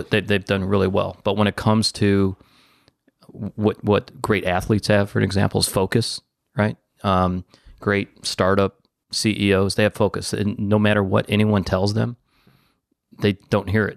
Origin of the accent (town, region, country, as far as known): Detroit, Michigan, United States